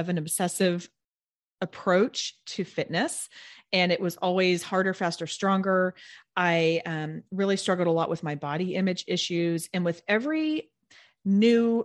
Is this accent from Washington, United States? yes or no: no; Edmond, Oklahoma, United States; moved away as an adult; also born or lived in Tulsa, Oklahoma; now in Houston, United States; I grew up in Edmond, which is a northern suburb of Oklahoma City. And then I moved to Tulsa during high school.